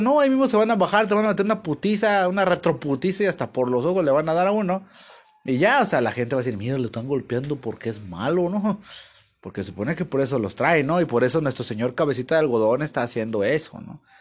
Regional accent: Mexico; pues yo soy mexicano y pues como mexicano

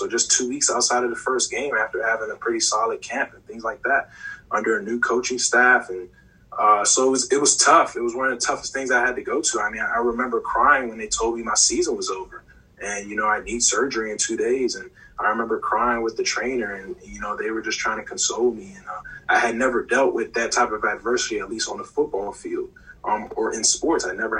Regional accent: Maryland, United States; I'm coming from Maryland up to Pittsburgh, and I've decided on Pittsburgh

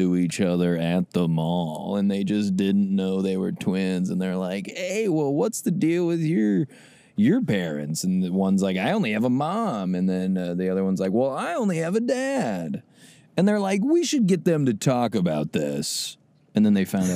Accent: Nebraska, United States; I'm from Nebraska

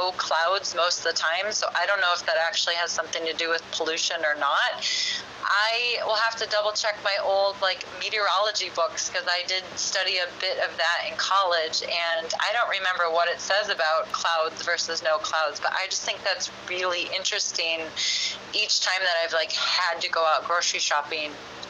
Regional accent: Madison, Wisconsin, United States; moved away as an adult; also born or lived in Chicago; now in Los Angeles, United States; I grew up in Madison and then lived in Chicago for about 4 years before I moved out to LA.

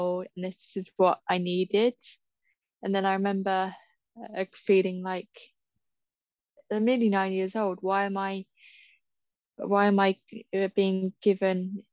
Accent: Southampton, South East England, United Kingdom; I'm from Southampton

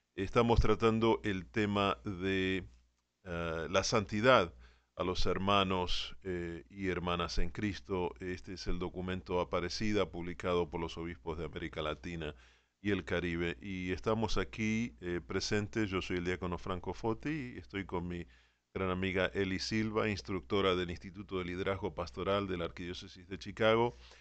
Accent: Argentina; como soy argentino

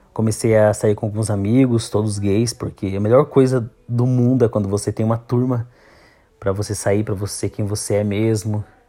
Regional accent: Campos Novos, Santa Catarina, Brazil; eu nasci aqui em Campos Novos mesmo

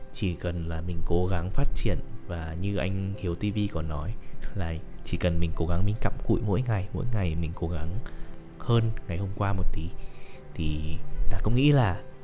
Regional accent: Hanoi, Vietnam; moved away as an adult; now in Ho Chi Minh City, Vietnam; sinh ra và lớn lên tại Hà Nội

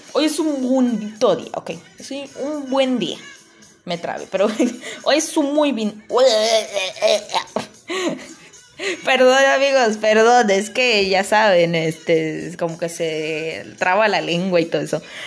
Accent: Palenque, Chiapas, Mexico; aquí en Palenque, de donde yo soy

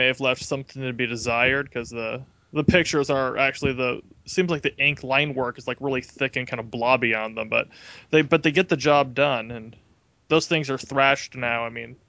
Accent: Phoenix, Arizona, United States; I was raised in Phoenix, Arizona

